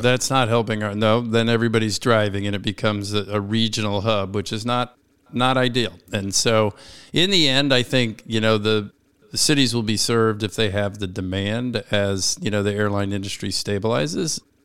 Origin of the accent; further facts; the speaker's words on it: Washington, District of Columbia, United States; This is my hometown. I was born and raised here